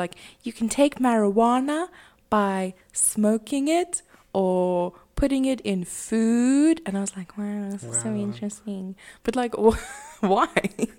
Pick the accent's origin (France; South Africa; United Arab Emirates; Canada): South Africa; I know we're not American. We don't have like a war on drugs or anything. But right here in South Africa